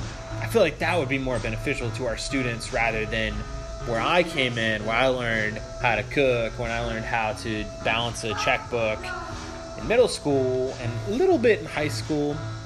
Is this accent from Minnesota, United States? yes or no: no; Chesapeake, Virginia, United States; now in Durham, United States; I'm from Chesapeake